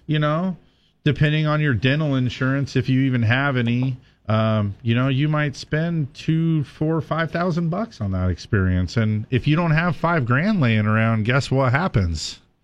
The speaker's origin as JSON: {"language": "English", "region": "California", "country": "United States", "said": "You and I are from different parts of the state, but we're both from California"}